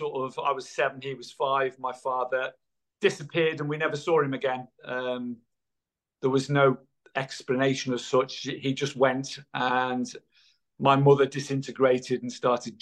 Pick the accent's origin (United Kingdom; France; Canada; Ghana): United Kingdom; Irby, North West England; I was born on the Wirral in Merseyside, a little village called Irby, in 1960